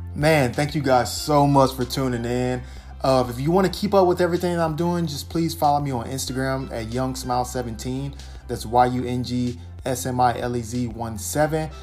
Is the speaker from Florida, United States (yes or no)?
yes; Florida, United States; I'm from Florida